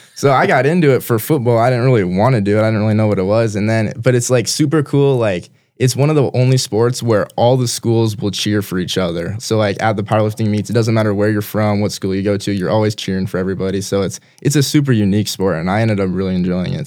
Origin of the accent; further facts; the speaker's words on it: Brandon, South Dakota, United States; also born or lived in Minnesota; I was born in Minnesota, but we moved here when I was two year old, two years old, so I've been in Brandon my entire life